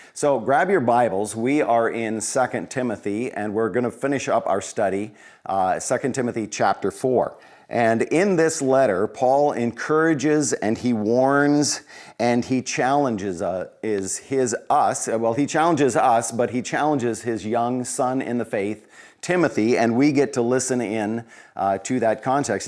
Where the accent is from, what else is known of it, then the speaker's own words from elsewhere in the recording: Colorado, United States; Growing up in Colorado, small kid in small town U S